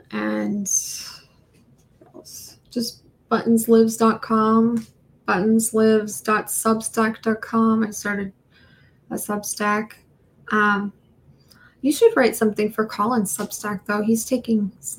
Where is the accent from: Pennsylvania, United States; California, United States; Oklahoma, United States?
California, United States; San Francisco Bay Area; moved away as an adult; also born or lived in San Diego, California / Los Angeles, California; I grew up in San Francisco Bay Area, which is beautiful